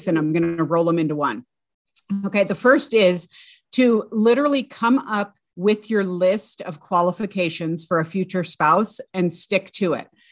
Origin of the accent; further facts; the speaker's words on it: California, United States; I grew up in the California public schools